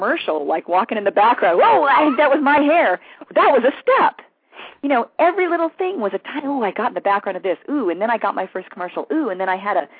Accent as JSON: {"language": "English", "town": "West Covina", "region": "California", "country": "United States", "tie": "born or raised there", "said": "I grew up in West Covina"}